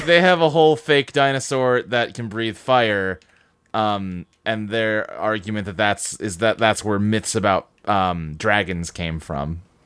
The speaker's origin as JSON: {"language": "English", "region": "Kentucky", "country": "United States", "said": "I'm the one from Kentucky with home of the Creation Museum."}